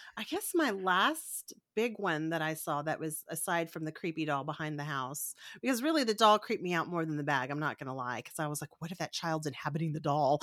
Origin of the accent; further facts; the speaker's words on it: Corpus Christi, Texas, United States; Farrah Fawcett's from my hometown